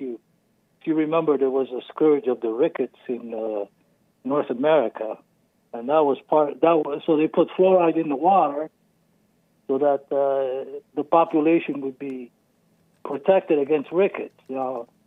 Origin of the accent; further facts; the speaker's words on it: Azores, Portugal; moved away; Originally, I'm from Europe, a little island off the coast of Portugal called the Azores